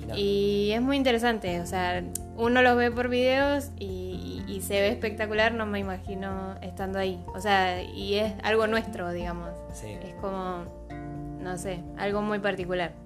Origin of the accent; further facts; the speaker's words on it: San Cristóbal, Táchira, Venezuela; moved away as an adult; also born or lived in Apure, Venezuela; now in Argentina; donde yo nací, que es Táchira, en San Cristóbal específicamente, pero siempre me mantuve en esas dos zonas